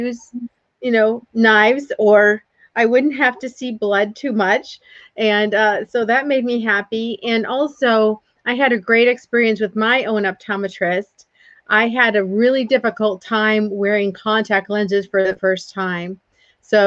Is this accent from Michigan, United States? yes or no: yes; Port Huron, Michigan, United States; moved away; also born or lived in Georgia; I grew up in Michigan in the United States in a small town, Port Huron.